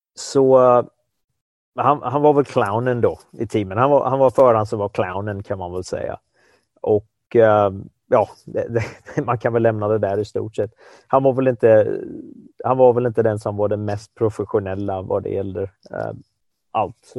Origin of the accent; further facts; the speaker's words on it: Sweden; som svensk